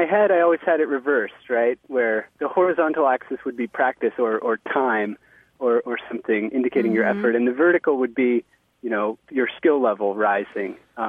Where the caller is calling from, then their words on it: Somerville, Massachusetts, United States; I'm calling from Somerville, Massachusetts.